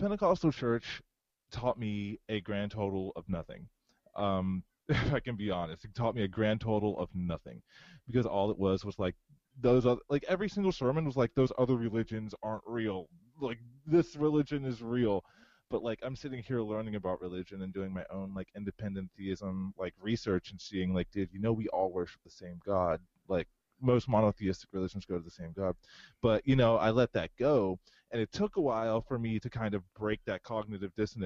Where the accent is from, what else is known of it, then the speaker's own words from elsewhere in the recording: Howard County, Maryland, United States; also born or lived in Pennsylvania / Florida; I was born in Howard County. I grew up partially in Howard County until about like my last year in middle school.